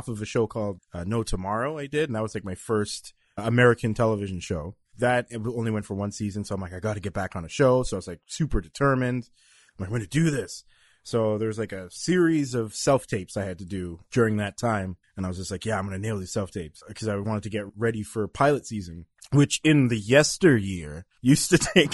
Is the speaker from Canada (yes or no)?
yes; Canada; also born or lived in Toronto; I'm from Canada